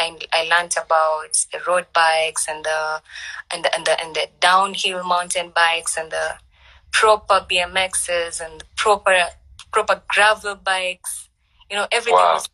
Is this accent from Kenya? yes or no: yes; Mombasa, Mombasa County, Kenya; moved away; also born or lived in Nairobi; I'm from Mombasa, born and mm-hmm. raised, but mm-hmm. I have grown in Nairobi 10 to 15 years